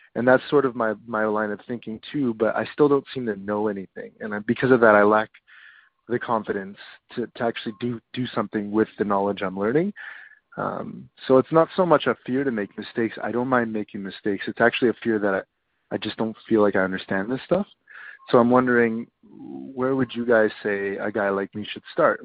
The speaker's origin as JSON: {"language": "English", "country": "Canada", "said": "I'm from Canada"}